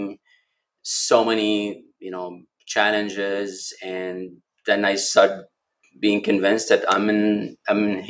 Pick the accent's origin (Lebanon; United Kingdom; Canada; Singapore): Lebanon; moved away as an adult; now in Milwaukee, United States; I was born and raised in Lebanon